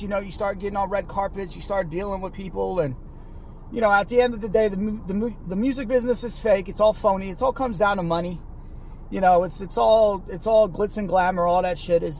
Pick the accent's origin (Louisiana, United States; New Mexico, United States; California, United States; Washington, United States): California, United States; Bay Area; growing up in the Bay Area